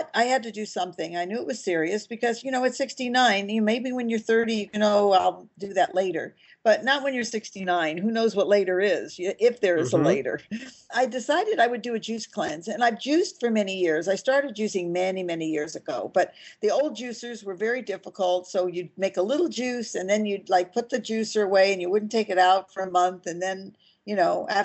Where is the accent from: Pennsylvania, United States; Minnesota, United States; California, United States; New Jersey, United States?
California, United States; Los Angeles; also born or lived in Mallorca, Spain; I was born in Hollywood, California